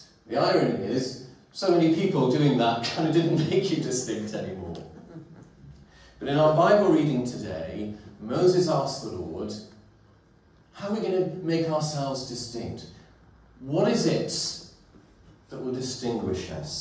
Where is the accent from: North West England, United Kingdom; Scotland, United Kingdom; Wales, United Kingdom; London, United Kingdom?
Wales, United Kingdom; Welsh Valleys; as a teenager growing up in the Welsh Valleys in the 1980s